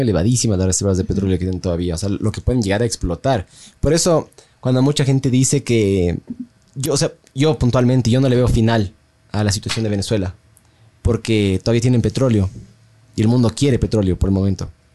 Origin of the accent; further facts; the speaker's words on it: Ecuador; nosotros como ecuatorianos